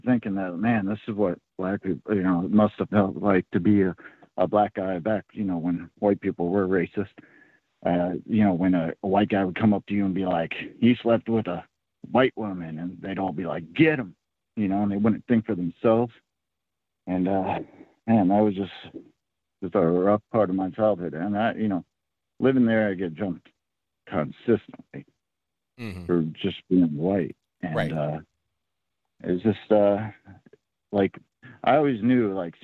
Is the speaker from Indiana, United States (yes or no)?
no; Oakland, California, United States; now in Rhode Island, United States; my childhood growing up in Oakland, California as a white kid